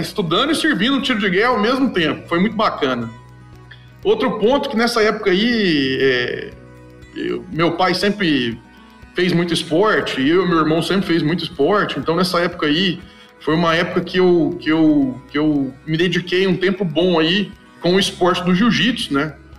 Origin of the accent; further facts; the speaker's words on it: Itumbiara, Goiás, Brazil; sou nascido em Tumbiara, né? Sou goiano de Tumbiara, Goiás.